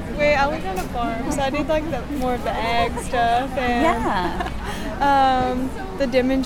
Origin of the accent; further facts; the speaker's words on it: Rock Island, Tennessee, United States; I'm from Rock Island, Tennessee. It's in Middle Tennessee.